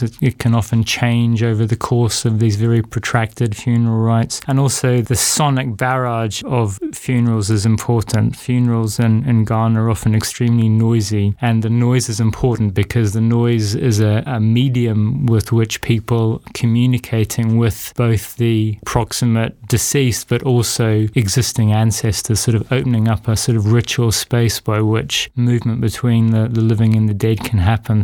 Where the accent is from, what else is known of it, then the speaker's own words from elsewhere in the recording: New Zealand; moved away as an adult; also born or lived in Africa / Latin America / Brazil; I'm from New Zealand